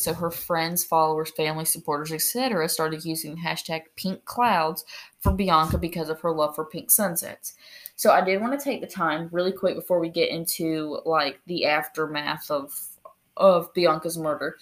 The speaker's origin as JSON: {"language": "English", "country": "United States", "said": "we're American"}